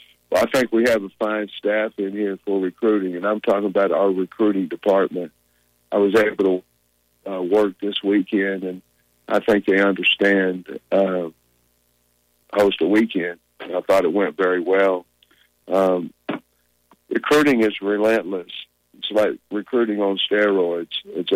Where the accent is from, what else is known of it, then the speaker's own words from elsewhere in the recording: Grove, Oklahoma, United States; You know, we're both from Oklahoma. I know he's from Ada, and I'm from Grove